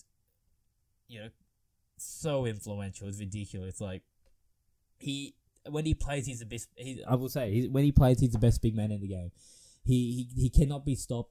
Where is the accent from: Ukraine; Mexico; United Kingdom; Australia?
Australia